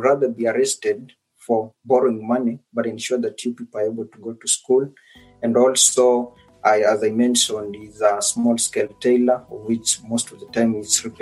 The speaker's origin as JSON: {"language": "English", "area": "Naya village, Butere sub-county", "region": "Kakamega County", "country": "Kenya", "tie": "born or raised there", "moved": "as an adult", "lives_now": "Oxford, United Kingdom", "said": "born in Naya village, that is Butere sub-county, Kakamega County, and that is where I grew up until I was 18."}